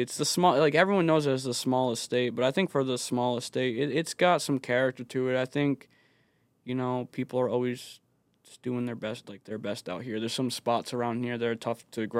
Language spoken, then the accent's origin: English; Bristol, Rhode Island, United States; So I grew up in Bristol with my father.